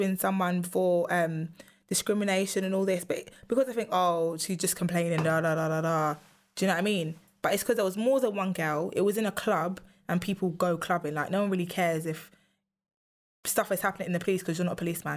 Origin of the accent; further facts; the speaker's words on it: London, United Kingdom; I'm from London. Like, I'm not from England